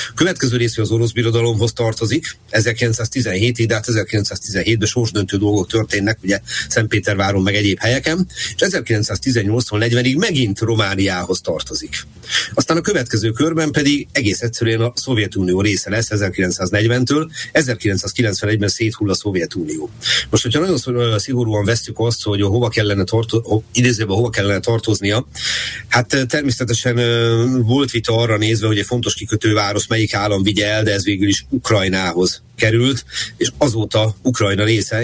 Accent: Budapest, Hungary; also born or lived in Reni, Ukraine (birthplace); ezerkilencszázhetvenkettő november húsz óta budapesti lakos vagyok, pontosabban budai

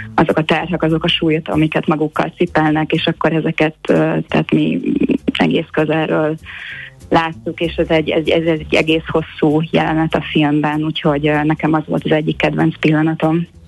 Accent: Hungary; now in Los Angeles, United States; a Balaton körül nőttem föl

